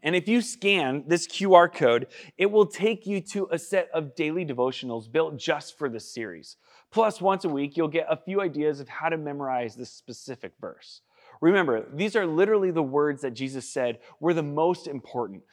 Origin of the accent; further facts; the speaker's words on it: United States; I'm from Washington